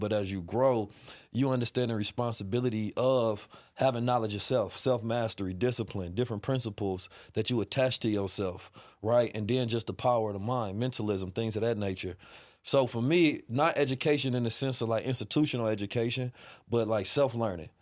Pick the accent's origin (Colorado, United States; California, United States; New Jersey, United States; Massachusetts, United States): California, United States; Oakland; also born or lived in St. Louis, Missouri; I was raised in Oakland